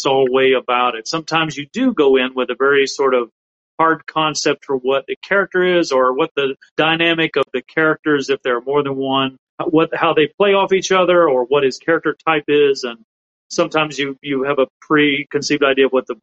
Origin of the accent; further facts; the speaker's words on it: South Alabama, United States; where I grew up in South Alabama